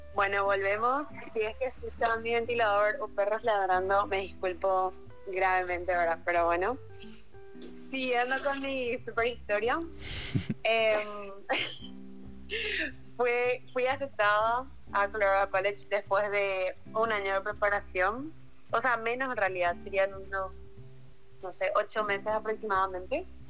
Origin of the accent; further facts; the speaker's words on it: Luque, Central, Paraguay; yo soy de Luque, de la República de Luque